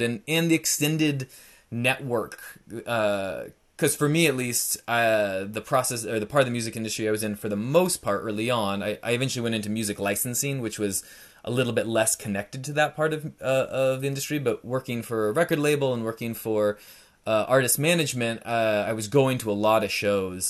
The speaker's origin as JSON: {"language": "English", "region": "Northern California", "country": "United States", "tie": "born or raised there", "moved": "as an adult", "lives_now": "Portland, United States", "said": "I grew up in Northern California, a pretty small town east of Sacramento, west of Lake Tahoe, so in the, the foothills of the Sierra Nevada mountains"}